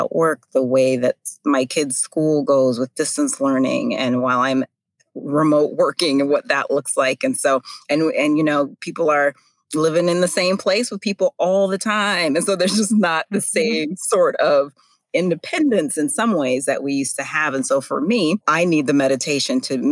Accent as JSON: {"language": "English", "region": "North Dakota", "country": "United States", "tie": "born or raised there", "said": "I grew up actually in North Dakota"}